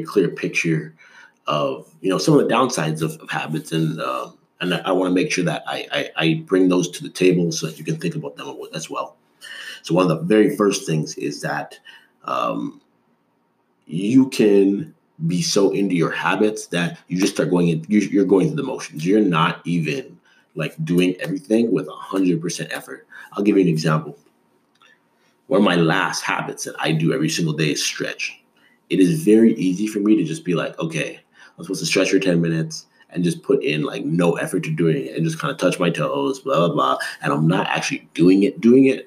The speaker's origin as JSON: {"language": "English", "town": "Toronto", "region": "Ontario", "country": "Canada", "tie": "born or raised there", "also_born_or_lived": "Des Moines, Iowa / Dallas", "moved": "yes", "said": "I grew up in Toronto, which is one of the biggest cities in North America"}